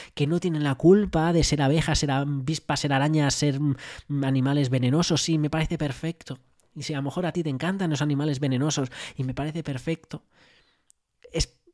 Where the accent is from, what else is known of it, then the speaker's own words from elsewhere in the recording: Madrid, Community of Madrid, Spain; yo me crié en Madrid